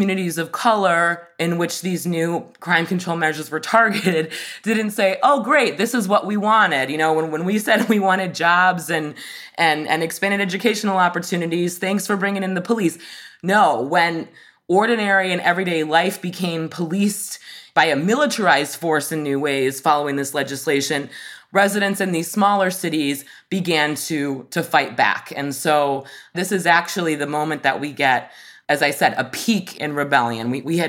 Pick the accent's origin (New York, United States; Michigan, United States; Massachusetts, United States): Michigan, United States; my home state of Michigan